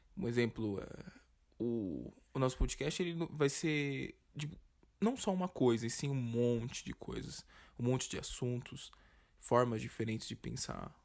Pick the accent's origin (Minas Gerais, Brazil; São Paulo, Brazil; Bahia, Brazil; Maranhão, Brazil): São Paulo, Brazil; E a gente é de São Paulo